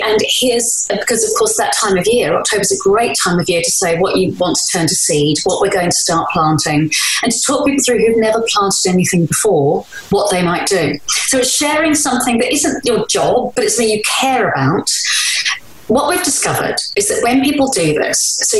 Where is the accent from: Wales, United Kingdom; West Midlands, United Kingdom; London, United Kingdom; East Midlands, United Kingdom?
London, United Kingdom; the estate that I was born in Woolwich